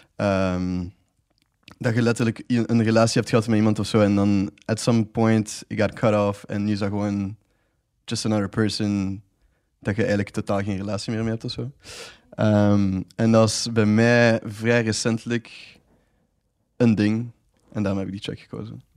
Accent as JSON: {"language": "Dutch", "town": "Ghent", "region": "Flanders", "country": "Belgium", "moved": "yes", "said": "ik zie mezelf dan ook wel absoluut nog terugkeren dan naar Gent"}